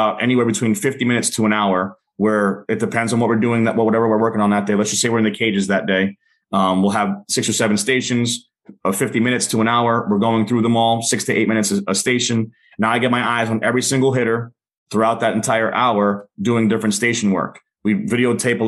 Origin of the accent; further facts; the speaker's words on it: New York City, New York, United States; I grew up in New York City